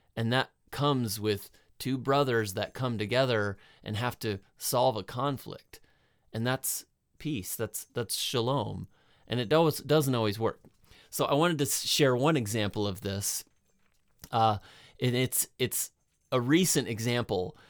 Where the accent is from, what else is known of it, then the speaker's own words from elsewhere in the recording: United States; I'm American